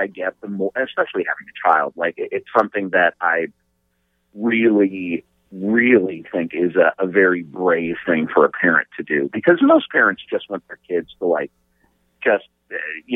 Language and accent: English; Colorado, United States; moved away; also born or lived in Pennsylvania; I grew up in Colorado